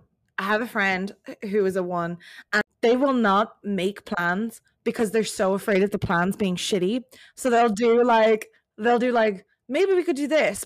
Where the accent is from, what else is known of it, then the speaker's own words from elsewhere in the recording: Dublin, Leinster, Ireland; accent: Irish; moved away as an adult; now in United States; I'm from Dublin